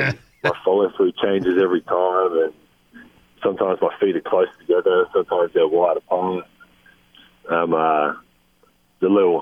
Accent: Australia; now in United States; still learning things that I should know, really, as an Australian. Like I said, America is a bit different, not coming from here

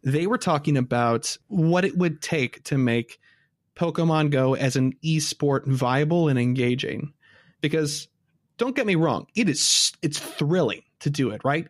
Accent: Midwest, United States; we're from the Midwest and in the States

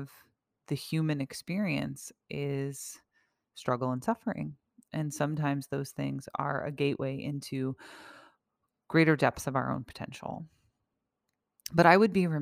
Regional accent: United States; someone who has lived in a relative safety and peace as an American all of my life

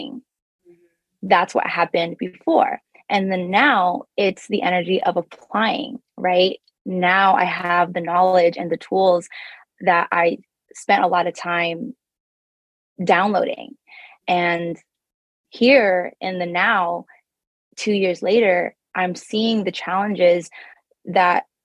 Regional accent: Toronto, Ontario, Canada; now in Bay Area, United States; I was born and raised in Toronto, Canada, and I found myself in California, specifically the Bay Area

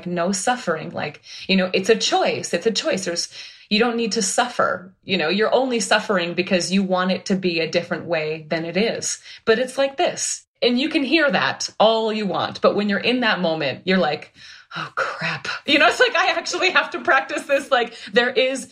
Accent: Minnesota, United States; moved away; I'm from Minnesota

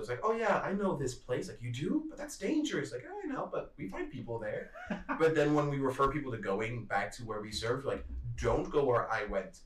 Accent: United States; I'm American, so I don't actually speak Zulu

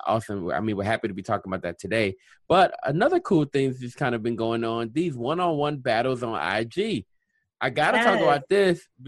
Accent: Louisiana, United States; moved away; also born or lived in Atlanta; I'm from Louisiana

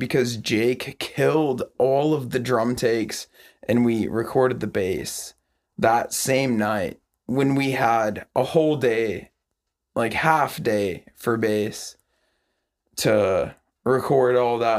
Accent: Montana, United States; now in Tacoma, United States; I'm from Montana. I'm not gonna lock my doors. That I live in Tacoma, I lock everything.

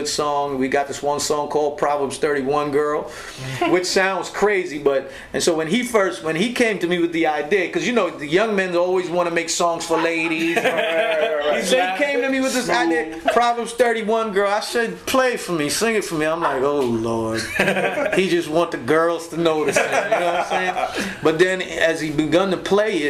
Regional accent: Linden, Upper Demerara-Berbice, Guyana; moved away; going back home to my home country, and we went back to Linden, Guyana

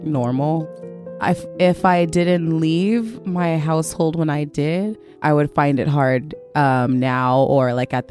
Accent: Rialto, California, United States; I'm from California, a small city in Rialto. I grew up there.

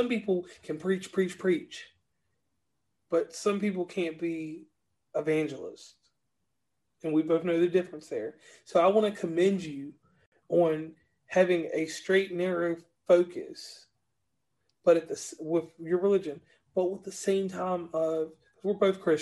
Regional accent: Lynchburg, Virginia, United States; now in West Virginia, United States; I am from Lynchburg, Virginia

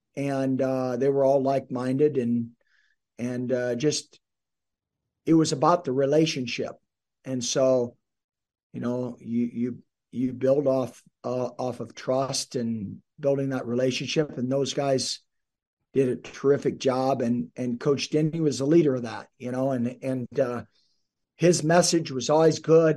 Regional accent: South Dakota, United States; now in Nebraska, United States; I grew up in South Dakota, about three hours north of here

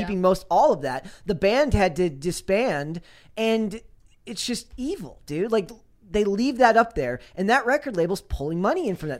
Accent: Minnesota, United States; I'm from Minnesota. I am not Finnish. I am Croatian

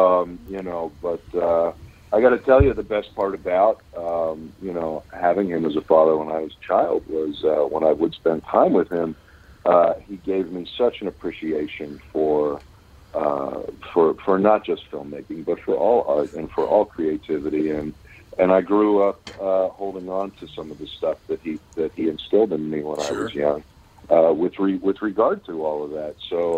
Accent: Pittsburgh, Pennsylvania, United States; born or raised there; moved away; also born or lived in Los Angeles / Kentucky

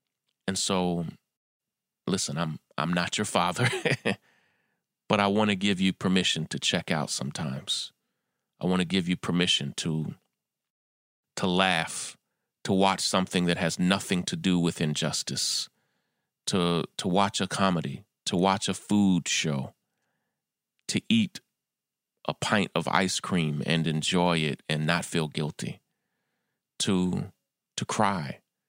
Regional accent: New York, United States; in my hometown of New York

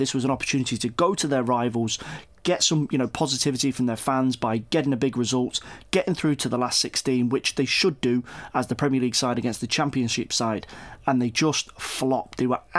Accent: Leicester, East Midlands, United Kingdom; growing up in Leicester

